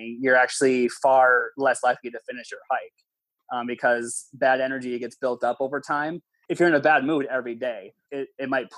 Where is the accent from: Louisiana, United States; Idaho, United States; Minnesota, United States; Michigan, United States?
Minnesota, United States; I'm even from Minnesota